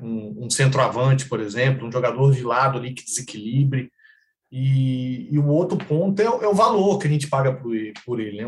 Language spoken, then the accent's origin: Portuguese; Três Corações, Minas Gerais, Brazil; moved away as an adult; also born or lived in Brasília / Goiânia / Maringá; now in Macaé, Brazil; eu sou de Minas, sou de Três Corações, sul de Minas, né? A cidade do, do Pelé lá, né? Eu nasci lá e depois eu me formei e fui trabalhar